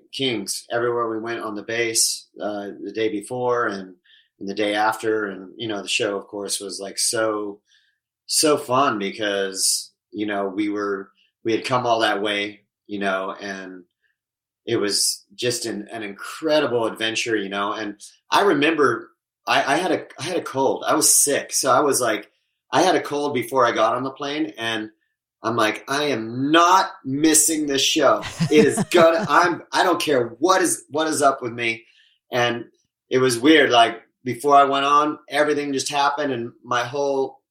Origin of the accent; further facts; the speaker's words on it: Southern California, United States; also born or lived in Oklahoma; I grew up in Southern California, but I was always in a small country town